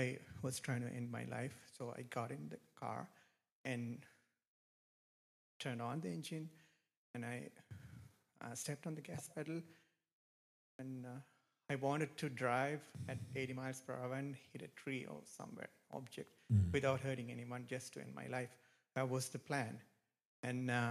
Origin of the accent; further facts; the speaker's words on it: Sri Lanka; moved away; I am from Sri Lanka. It's probably you have heard of it. It's a small island near India. It's a very beautiful country. It's a good country to live. But I grew up there